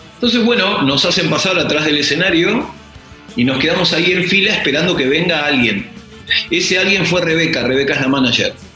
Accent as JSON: {"language": "Spanish", "town": "Lomas de Zamora", "region": "Buenos Aires Province", "country": "Argentina", "said": "Soy argentino, yo no soy de Yorkshire, soy de Loma de Zamora, Temperley."}